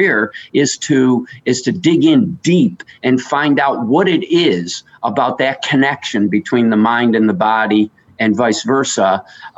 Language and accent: English; New York, United States; I grew up in New York State